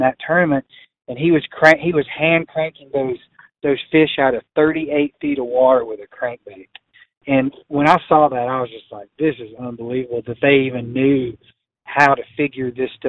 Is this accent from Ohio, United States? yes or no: no; Tennessee, United States; moved away as an adult; now in Colorado, United States; the whole bass fishing culture, which I grew up in Tennessee